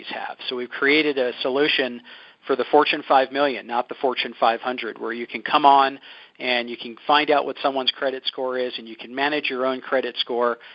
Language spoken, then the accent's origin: English; Philadelphia, Pennsylvania, United States; So I grew up in Philadelphia